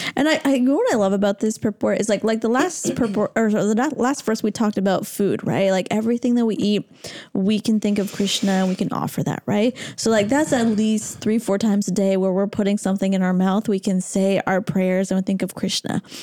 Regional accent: Toronto, Ontario, Canada; Toronto, my hometown

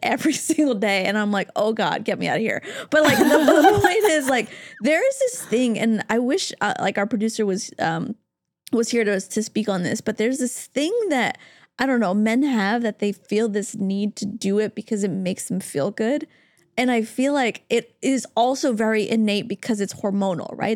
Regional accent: Canada; now in Los Angeles, United States; I, as a Canadian

